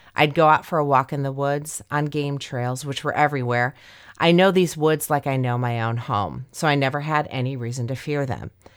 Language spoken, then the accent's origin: English; Indiana, United States; Indiana I'm way down there